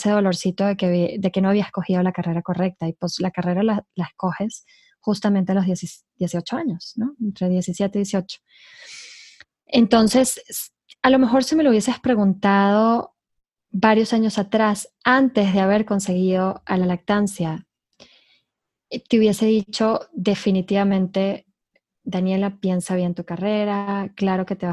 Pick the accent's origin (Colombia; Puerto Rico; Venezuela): Venezuela; accent: hybrid; now in Mexico; Yo soy, por si me oyen un acento híbrido, soy de Venezuela.